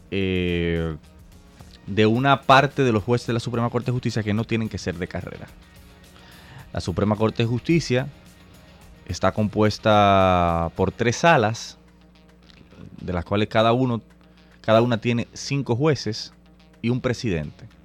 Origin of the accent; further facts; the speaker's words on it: Santo Domingo, Distrito Nacional, Dominican Republic; Soy abogado, activista social, nací y me crié en Santo Domingo.